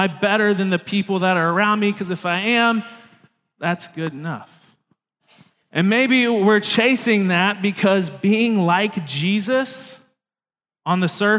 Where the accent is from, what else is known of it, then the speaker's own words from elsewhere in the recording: Tennessee, United States; Tennessee, but that is where I grew up, and that is something that I love dearly, including the Vols.